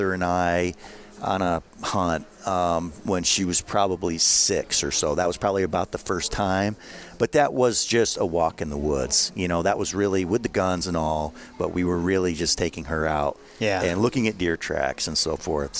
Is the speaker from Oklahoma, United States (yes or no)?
no; New York, United States; I'm from New York